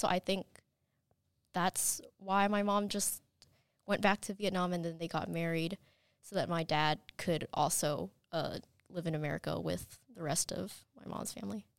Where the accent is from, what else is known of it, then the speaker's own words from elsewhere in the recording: Madison, Alabama, United States; also born or lived in Chattanooga, Tennessee; I was born in Chattanooga, Tennessee, and then when I was four, we moved to Madison, and so I've been in the school system my entire life